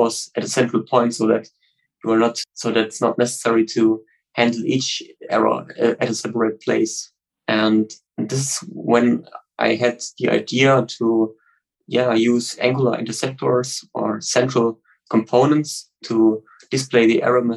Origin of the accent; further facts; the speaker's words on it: Stuttgart, Baden-Württemberg, Germany; I'm from Stuttgart in Germany